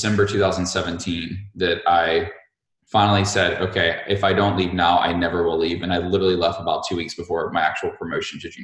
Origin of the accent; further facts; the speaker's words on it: Montgomery, Alabama, United States; I grew up in Montgomery, Alabama